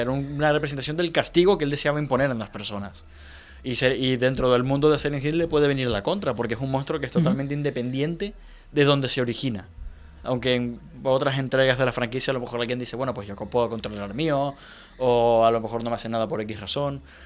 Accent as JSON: {"language": "Spanish", "country": "Venezuela", "said": "Venezuela, en mi país"}